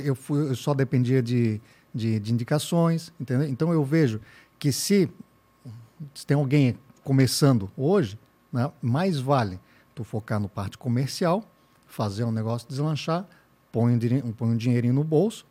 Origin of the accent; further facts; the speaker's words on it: Blumenau, Santa Catarina, Brazil; eu sou de Blumenau, tenho agência já há cinco anos